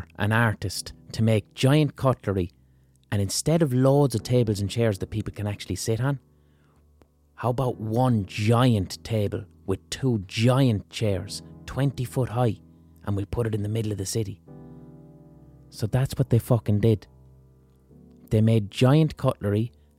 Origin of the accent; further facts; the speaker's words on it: Limerick, Munster, Ireland; I'm from Limerick City, and when you live in Limerick City, this shit is amplified by four